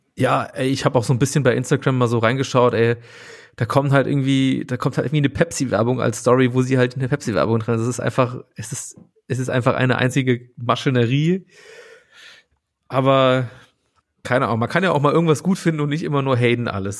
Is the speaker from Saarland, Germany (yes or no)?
yes; Saarland, Germany; moved away; Ich komme ja äh, original aus dem Saarland